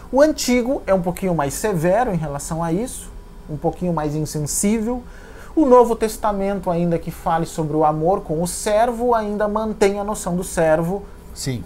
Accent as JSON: {"language": "Portuguese", "town": "Santa Maria", "region": "Rio Grande do Sul", "country": "Brazil", "tie": "born or raised there", "said": "em Santa Maria, na minha cidade natal"}